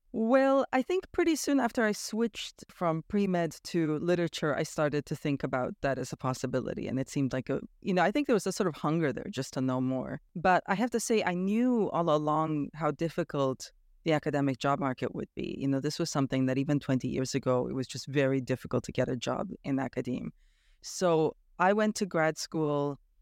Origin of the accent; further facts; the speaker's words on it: Toronto, Ontario, Canada; moved away as an adult; also born or lived in Romania; now in Bonn, Germany; I grew up in Toronto, Canada